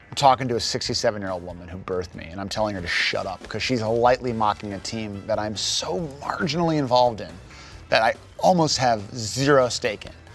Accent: Chicago, Illinois, United States; we grew up right near Wrigley Fields

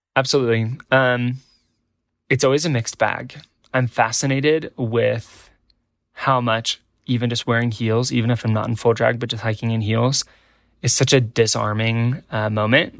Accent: Nebraska, United States; born or raised there

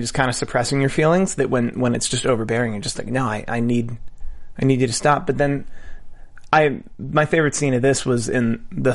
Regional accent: Philadelphia, Pennsylvania, United States; I'm from Philadelphia

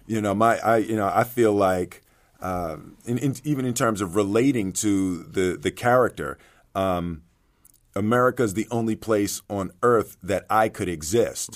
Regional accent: Philadelphia, Pennsylvania, United States; I grew up in Philly

